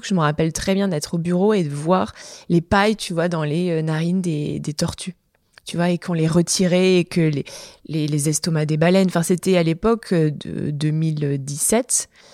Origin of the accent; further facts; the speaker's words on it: Montpellier, Occitania, France; moved away as an adult; now in Lyon, France; je suis originaire de Montpellier à la base. Tu vois, j'ai même l'accent qui revient quand je dis Montpellier